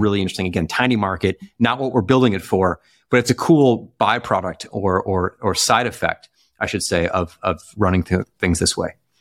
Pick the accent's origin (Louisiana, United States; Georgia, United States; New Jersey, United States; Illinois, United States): Illinois, United States; Chicago; maybe it's a Midwesternness in me, you know, growing up in Chicago